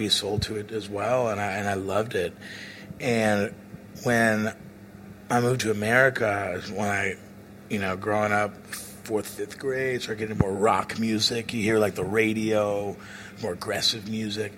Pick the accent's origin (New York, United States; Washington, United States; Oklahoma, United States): Oklahoma, United States; Oklahoma City; moved away; I'm from Oklahoma City